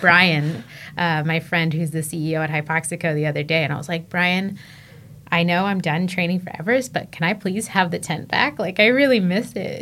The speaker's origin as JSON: {"language": "English", "town": "San Diego", "region": "California", "country": "United States", "tie": "born or raised there", "also_born_or_lived": "Colorado", "moved": "as an adult", "said": "I grew up in San Diego. I was a beach kid."}